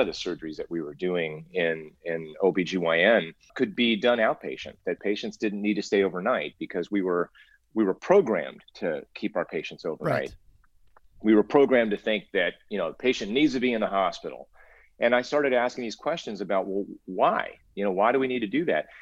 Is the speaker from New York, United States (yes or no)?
no; Cincinnati, Ohio, United States; moved away as an adult; also born or lived in Illinois / Albuquerque, New Mexico / California; I grew up in in Ohio actually, so I'm a Midwest kid